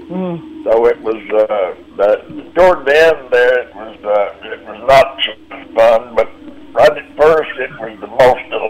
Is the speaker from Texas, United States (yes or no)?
yes; Lubbock, Texas, United States; moved away; at the Cactus Theater in Lubbock, Texas, where I grew